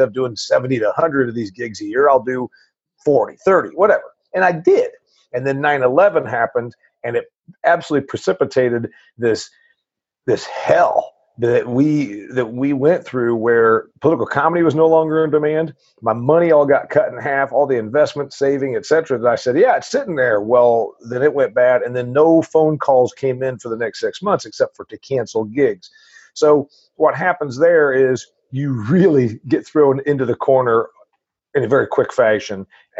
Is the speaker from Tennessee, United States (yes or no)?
yes; Nashville, Tennessee, United States; from Nashville.